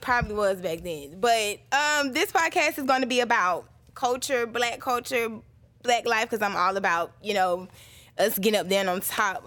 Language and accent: English; Atlanta, Georgia, United States; born and raised on the east side, I am from Boulder Crest